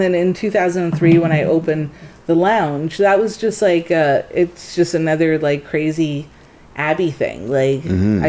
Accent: Jamaica; now in Toronto, Canada; Yeah, I'm not from Toronto originally. Everyone in Jamaica call it Jewtown.

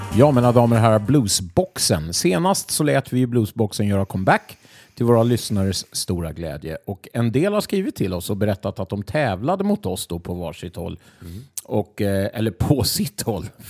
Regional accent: Sweden; jag är från Sverige

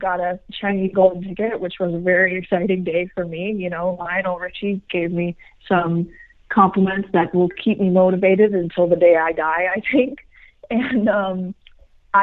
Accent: Cleveland, Ohio, United States; now in Miami, United States; Cleveland is just a great place to live and to have grown up

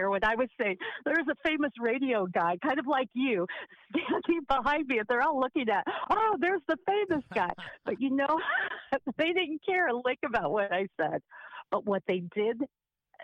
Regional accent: Seattle, Washington, United States; moved away; also born or lived in New Orleans, Louisiana / Hawaii; I was born in New Orleans, Louisiana. I grew up in Seattle, Washington, and lived on the big island of Hawaii.

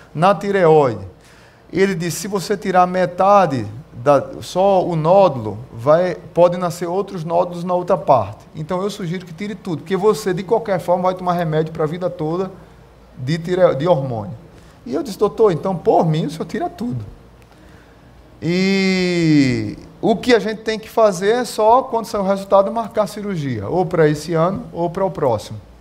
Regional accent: Pernambuco, Brazil; eu sou pernambucano mesmo

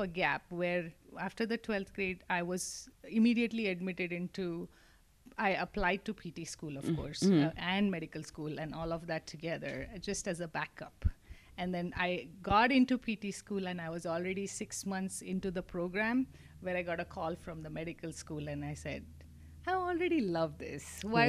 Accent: Mumbai, Maharashtra, India; moved away as an adult; also born or lived in Mangalore, India; now in Corpus Christi, United States; So Mangalore is where we are originally from. Okay. But I was raised in Mumbai.

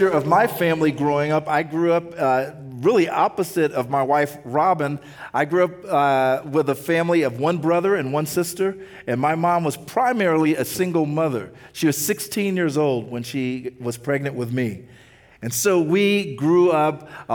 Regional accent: Kansas City, United States; now in Nashville, United States; I grew up in Kansas City.

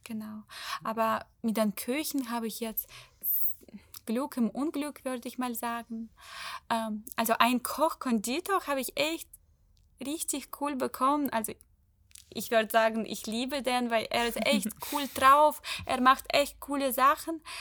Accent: Ukraine; German is a second language; Der wusste auch nicht, dass ich Ukrainerin bin

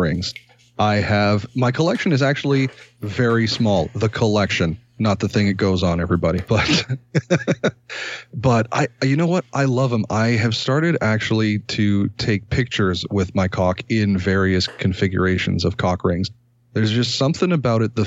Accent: Ontario, Canada; also born or lived in Toronto; a Canadian content creator

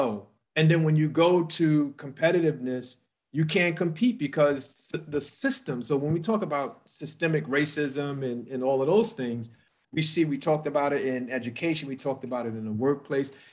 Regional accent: New York City, New York, United States; I grew up in South Jamaica, Queens

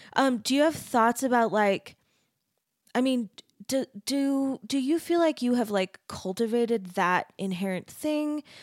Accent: Arizona, United States; I grew up in Arizona

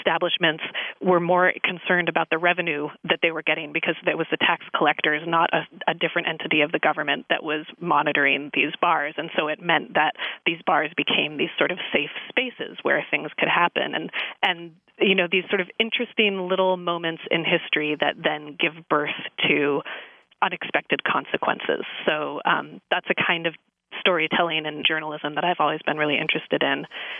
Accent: California, United States; I grew up in the San Francisco Bay Area, and my family has lived there for many generations. I think I'm a fifth generation San Francisco Bay Area.

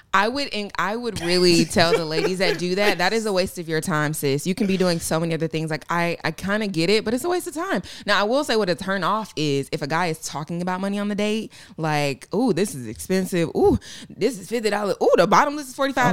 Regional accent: Atlanta, Georgia, United States; I'm from Atlanta

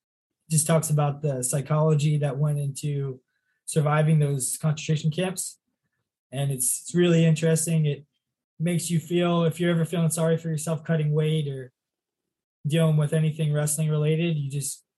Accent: 45 minutes from Wilkes-Barre, Pennsylvania, United States; Wilkes-Barre, which is 45 minutes from my hometown

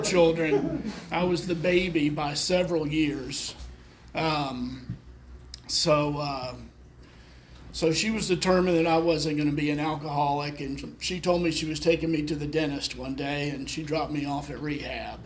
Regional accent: Memphis, Tennessee, United States; I was born in Memphis

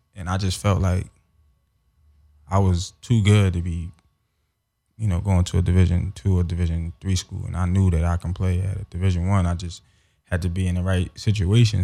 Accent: Philadelphia, Pennsylvania, United States; moved away as an adult; also born or lived in Los Angeles; growing up in Philly, uh, I got involved in football at a young age

